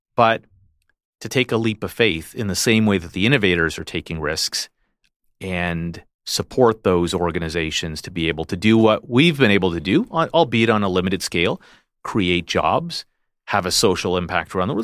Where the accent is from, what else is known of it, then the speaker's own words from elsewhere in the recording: Canada; a Canadian who was inspired by what I saw here in Canada, who's trained here